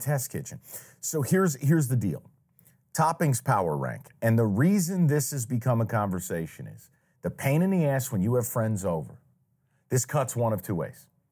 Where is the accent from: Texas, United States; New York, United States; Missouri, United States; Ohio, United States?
New York, United States; now in Detroit, United States; I'm from New York, mind you, I'm Italian.